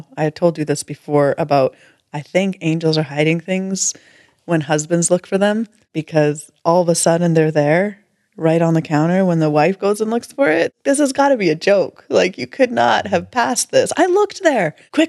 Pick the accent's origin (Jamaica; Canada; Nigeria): Canada; We're Canadian